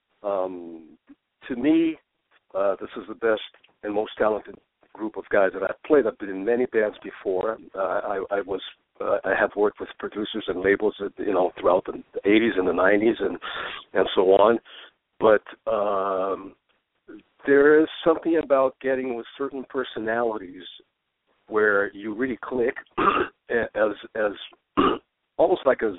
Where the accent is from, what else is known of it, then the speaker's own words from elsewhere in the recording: Brazil; English is a second language; moved away as an adult; now in Los Angeles, United States; I was born in Brazil